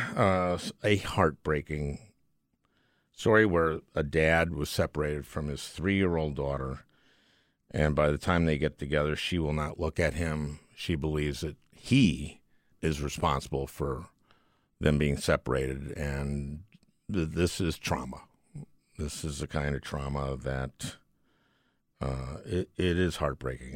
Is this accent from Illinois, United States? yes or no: no; Minnesota, United States; also born or lived in New Jersey; I moved when I was four from New Jersey to Minnesota.